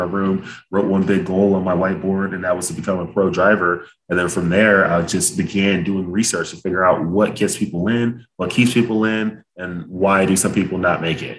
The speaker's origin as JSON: {"language": "English", "town": "Dallas", "region": "Texas", "country": "United States", "said": "originally I'm from Dallas, Texas, and both of my parents are immigrants from Nigeria"}